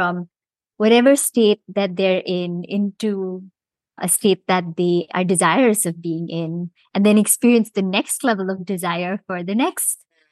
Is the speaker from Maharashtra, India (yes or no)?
yes; Mumbai, Maharashtra, India; moved away as an adult; also born or lived in Rochester, New York / Bermuda / London; now in Cayman Islands; I was born and raised in Bombay, India, and spent most of my growing years there.